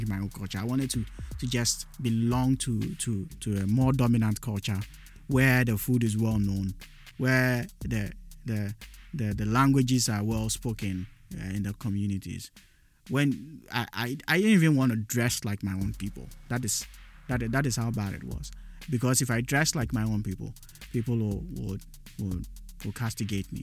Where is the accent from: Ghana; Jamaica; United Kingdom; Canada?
Ghana; Accra, Greater Accra; first language Dagaare; English is a second language; also born or lived in Upper West Region, Ghana (ethnic origin, Dagaaba); in Ghana, where I grew up, where I was born and I grew up, I am a Dagati